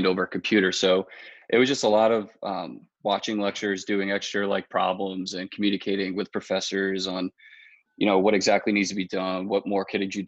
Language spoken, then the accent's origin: English; Long Island, New York, United States; now in New Paltz, United States; I'm from Long Island.